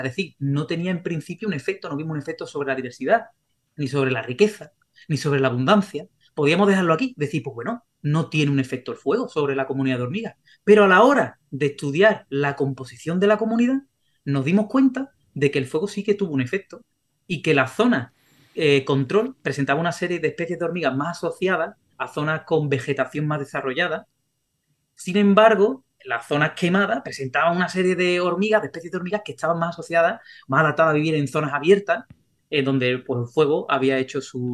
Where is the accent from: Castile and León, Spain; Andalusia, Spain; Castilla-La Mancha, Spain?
Andalusia, Spain; Sanlúcar de Barrameda; yo soy de San Lucas de Barrameda.